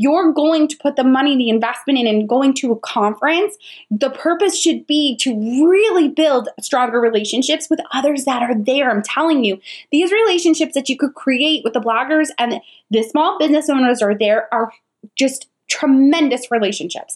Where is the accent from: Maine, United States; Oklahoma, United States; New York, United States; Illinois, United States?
New York, United States; now in Charlotte, United States; I live in Charlotte, but I'm originally from New York